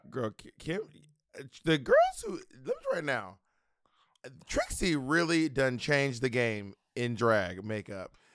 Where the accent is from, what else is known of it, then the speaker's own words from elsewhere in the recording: Georgia, United States; also born or lived in Columbus, Georgia / LaGrange, Georgia / Atlanta, Georgia; I'm from Atlanta, but I, we're from Georgia, but I don't, well, I don't know if you know this, I was actually born in Columbus.